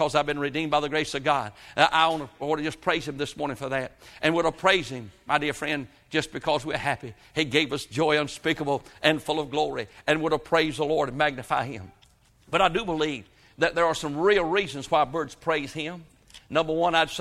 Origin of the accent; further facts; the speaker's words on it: Halifax County, North Carolina, United States; when I was born here in North Carolina, up in Halifax County, 1946, my fondest memories of growing up there was listening to the birds sing